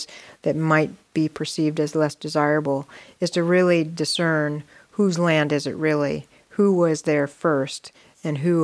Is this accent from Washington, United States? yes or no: no; Ohio, United States; I grew up in Ohio